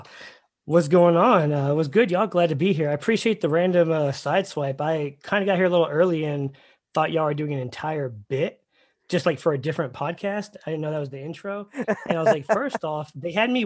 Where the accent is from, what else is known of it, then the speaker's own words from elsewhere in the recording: Dallas, Texas, United States; also born or lived in Fayetteville, North Carolina / Afghanistan / Tampa, Florida / San Antonio, Texas; I'm born and raised in Dallas, but I've lived a few places